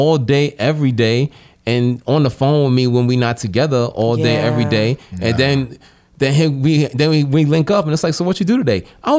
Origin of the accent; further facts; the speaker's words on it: New York City, New York, United States; Kiev was the first dude I ever hung out with growing up in the Bronx